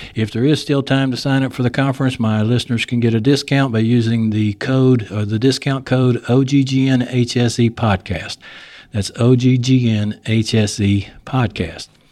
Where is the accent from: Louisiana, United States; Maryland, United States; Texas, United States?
Texas, United States; accent: Texas; my Texas accent comes